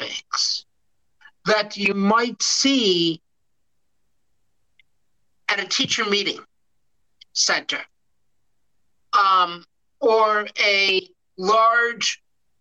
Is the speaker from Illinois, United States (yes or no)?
yes; Chicago, Illinois, United States; also born or lived in Michigan State University / outside Detroit, Michigan; now in Detroit, United States; I grew up in Chicago, and my first job was as a teacher